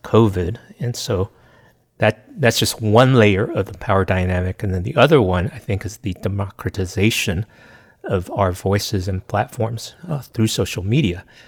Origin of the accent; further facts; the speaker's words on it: United States; I'm Chinese American